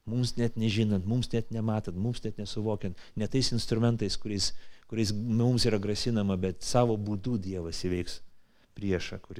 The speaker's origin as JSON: {"language": "Lithuanian", "country": "Lithuania", "said": "mes lietuviai greičiausiai visi tokie."}